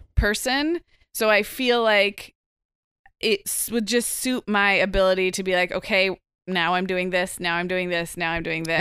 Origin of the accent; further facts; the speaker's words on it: Santa Barbara, California, United States; my hometown of Santa Barbara